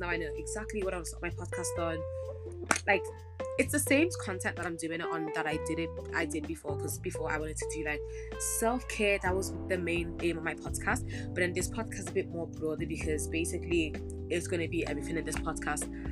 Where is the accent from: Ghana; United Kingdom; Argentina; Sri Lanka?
Ghana; I'm from Ghana. I gotta represent my country